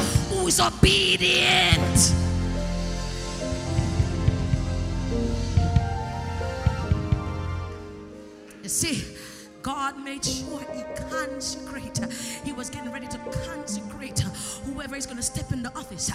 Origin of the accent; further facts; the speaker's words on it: Jamaica; I'm from Jamaica